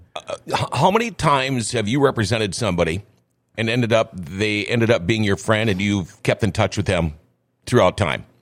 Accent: Crookston, Minnesota, United States; moved away; also born or lived in Thief River Falls; Originally, I'm from Crookston

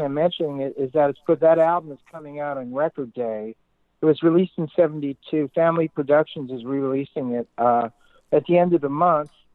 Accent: New York City, New York, United States; moved away as an adult; also born or lived in California / England / Boston; I grew up in Brooklyn

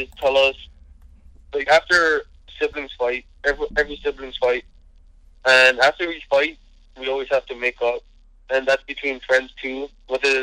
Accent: Nanakuli, Hawaii, United States; My family's from Nanakuli. It's on the west side of Oahu.

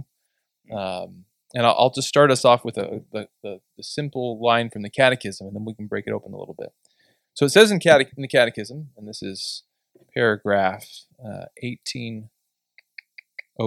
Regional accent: Southeastern Ohio, United States; moved away as an adult; now in Perrysburg, United States; we grew up in South, Eastern Ohio in different locations

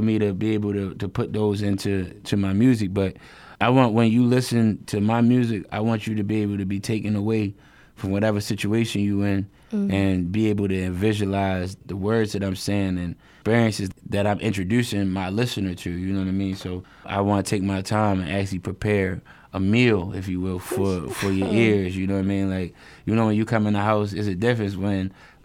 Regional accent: Baltimore, Maryland, United States; I'm from West Baltimore

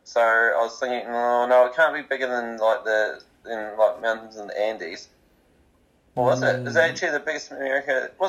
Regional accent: Invercargill, Southland, New Zealand; moved away; I'm from Invercargill.

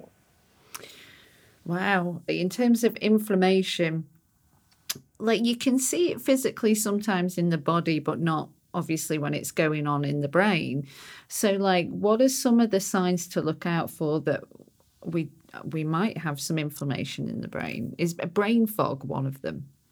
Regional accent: United Kingdom; because I'm British

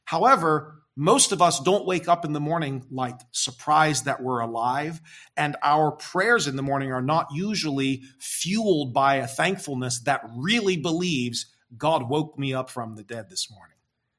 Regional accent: United States; moved away as an adult; now in Ghana; As American Christians

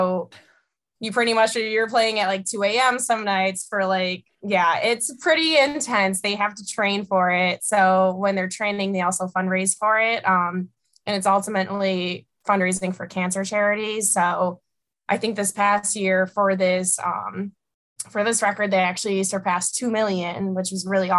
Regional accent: Buffalo, New York, United States; growing up in Buffalo, like hockey and watching the Sabres is always a fun pastime for me

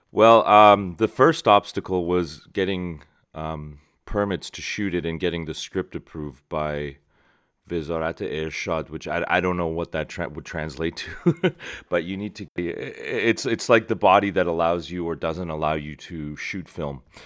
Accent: Shiraz, Fars, Iran; moved away; my hometown of Shiraz

